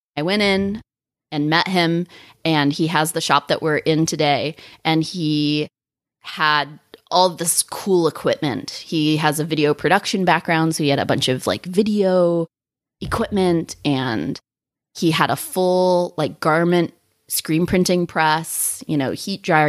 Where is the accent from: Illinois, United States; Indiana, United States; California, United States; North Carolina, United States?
California, United States; Sacramento; now in Solvang, United States; I'm from Northern California, from Sacramento